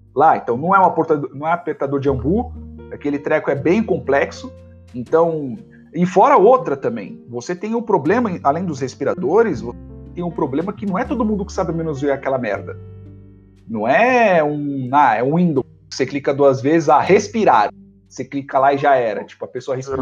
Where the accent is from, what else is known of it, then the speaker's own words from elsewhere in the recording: Brazil; todos nós somos brasileiros